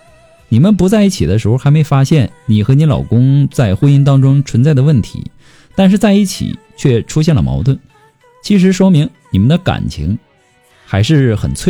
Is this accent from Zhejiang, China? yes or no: no; Hunan, China; now in Guizhou, China; 我老家呢是湖南的，老公家是贵州的。我嫁到了贵州